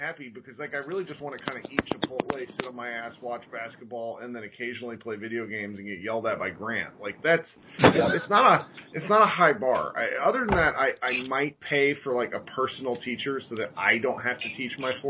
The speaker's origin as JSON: {"language": "English", "town": "Coppell", "region": "Texas", "country": "United States", "said": "I'm from Coppell"}